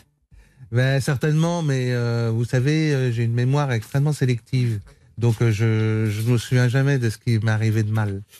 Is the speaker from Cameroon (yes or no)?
no; Vendée, Pays de la Loire, France; Je viens de la Vendée.